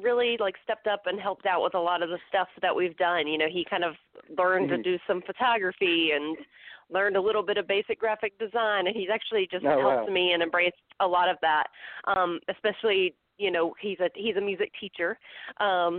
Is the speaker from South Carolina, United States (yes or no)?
no; Hickory, North Carolina, United States; I am from Hickory, North Carolina. So I grew up there